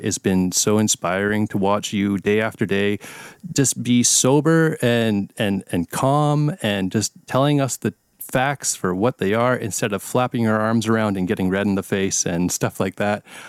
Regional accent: Canada

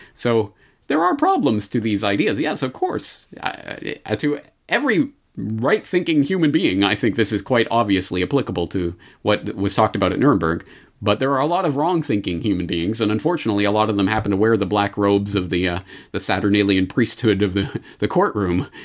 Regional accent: Canada; as a Canadian

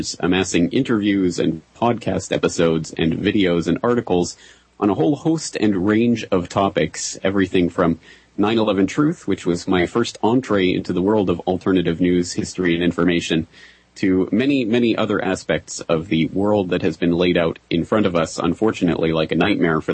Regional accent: Alberta, Canada; moved away as an adult; also born or lived in Ireland; now in Japan; I am a Canadian by birth, and grew up and raised in Alberta, Canada. And I spent my entire life there until I was about 21, 22

